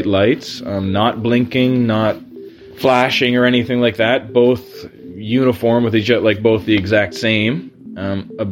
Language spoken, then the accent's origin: English; Ontario, Canada; I live in Ontario, Canada, a few hours north of Toronto